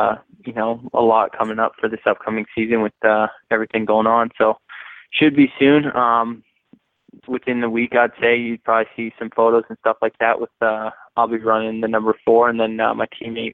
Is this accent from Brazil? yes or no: no; Canada; being a Canadian kid